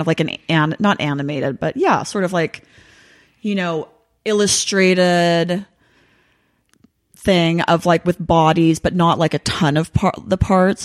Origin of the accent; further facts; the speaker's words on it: Los Angeles, California, United States; I'm from Los Angeles.